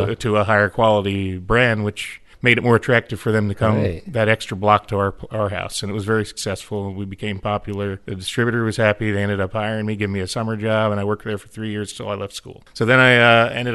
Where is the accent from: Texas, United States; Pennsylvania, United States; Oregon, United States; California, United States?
Pennsylvania, United States; Reading; moved away as an adult; also born or lived in Washington, D.C. area / Michigan; I grew up in the Philadelphia area